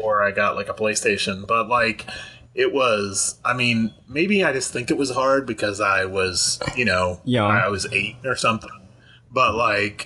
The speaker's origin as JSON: {"language": "English", "region": "New Jersey", "country": "United States", "tie": "born or raised there", "said": "I grew up in New Jersey"}